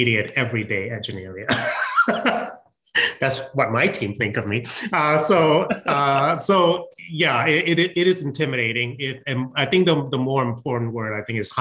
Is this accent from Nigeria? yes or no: no; George Town, Penang, Malaysia; moved away as an adult; also born or lived in Wisconsin, United States; now in United States; I grew up in Malaysia.